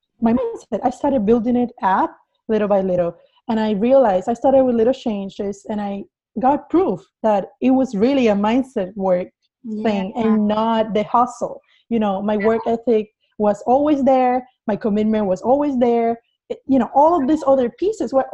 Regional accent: Cuba; English is a second language; moved away as an adult; now in United States; I was born in Cuba. Mm-hmm. I am not original from the US. And I came here 8 years ago. So I had to go through a whole process of learning English

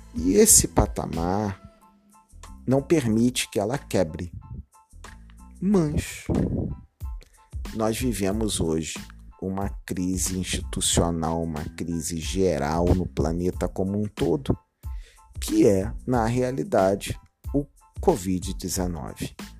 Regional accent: Brazil; como brasileiro

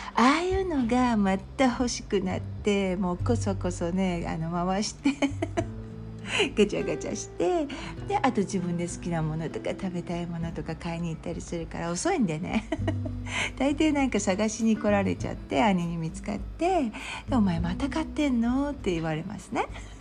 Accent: Japan; moved away; 日本に帰る

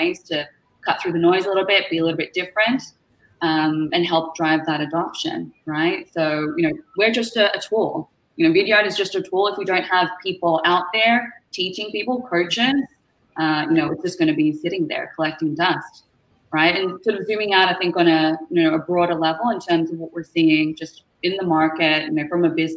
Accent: Melbourne, Victoria, Australia; now in Toronto, Canada; I'm from Melbourne, Australia, originally. You might be able to tell from the accent. We're not from here originally, but call Canada home right now, living in Toronto

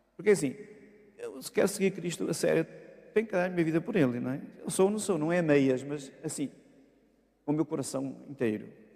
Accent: Bagunte, Norte, Portugal; moved away as an adult; also born or lived in Amorim / Braga / Viana do Castelo / Lisbon; fui à minha terra natal, a Bagunte, e porque meus pais já tinham retornado para, para lá

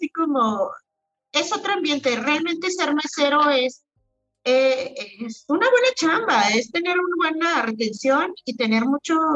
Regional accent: Oaxaca, Mexico; y no, nunca había visto en mi vida un cafetal, o sea, era como siendo oaxaqueña.

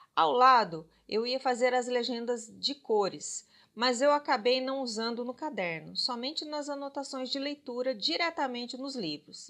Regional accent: Minas Gerais, Brazil; como boa mineira

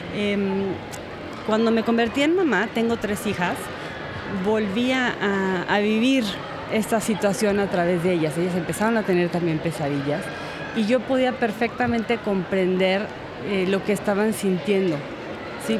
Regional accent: Guanajuato, Mexico; yo crecí en Guanajuato, eh, camino a la sierra, ya muy alto.

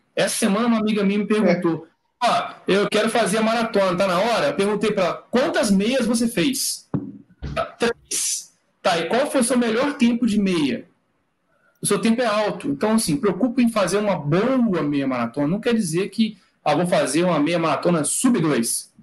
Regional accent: Recife, Pernambuco, Brazil; eu sou de Recife já

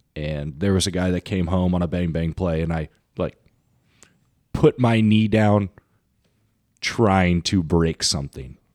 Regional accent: Orange County, California, United States; I was from Orange County, so we were both California guys

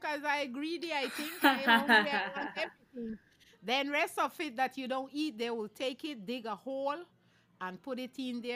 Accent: Hopkins, Stann Creek District, Belize; now in Belize City, Belize; I'm … from Hopkins Village, but I'm here in Belize City

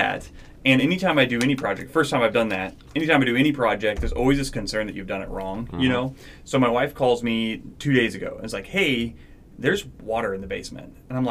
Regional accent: Arkansas, United States; moved away; Well, I remember when I moved up here, I came from Arkansas, which is very, very humid all the time.

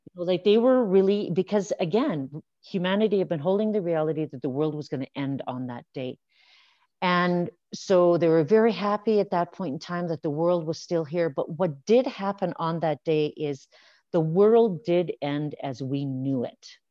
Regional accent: Saskatchewan, Canada; now in Alberta, Canada; I grew up in Saskatchewan

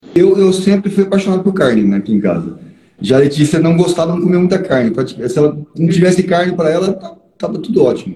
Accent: Paraná, Brazil; eu sou paranaense, eu nasci em fazenda

